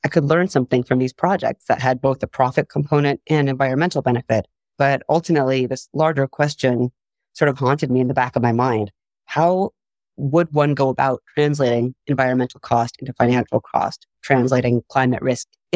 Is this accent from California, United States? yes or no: yes; San Diego, California, United States; I am from San Diego